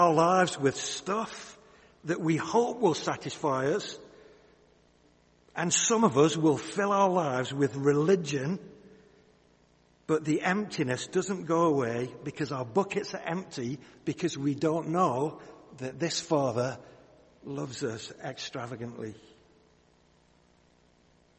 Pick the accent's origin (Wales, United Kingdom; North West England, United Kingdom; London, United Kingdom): North West England, United Kingdom; the Northwest; When I was a kid, I grew up in the Northwest.